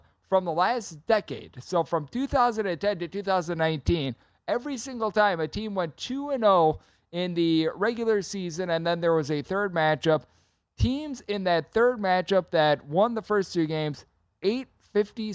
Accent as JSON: {"language": "English", "region": "Wisconsin", "country": "United States", "tie": "born or raised there", "said": "a team from my home state, the UW-Milwaukee Panthers"}